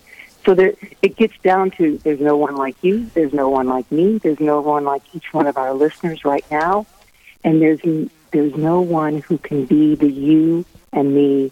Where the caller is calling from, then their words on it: St. Louis, Missouri, United States; Oh, from St. Louis. St. Louis is my home base.